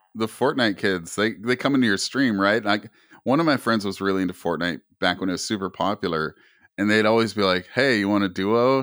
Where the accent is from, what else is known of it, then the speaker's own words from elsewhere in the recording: Canada; I'm, I'm originally from Canada.